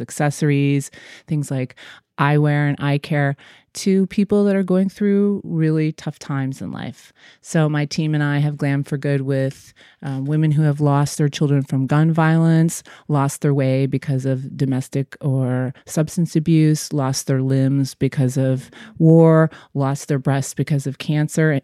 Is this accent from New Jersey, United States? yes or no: no; Michigan, United States; moved away; also born or lived in New York; I'm a hometown girl. I grew up in Michigan